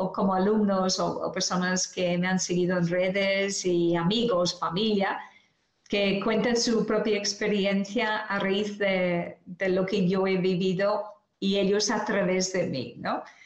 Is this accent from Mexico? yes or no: no; Ireland; now in Spain; dejé mi tierra natal en Irlanda por venir aquí a España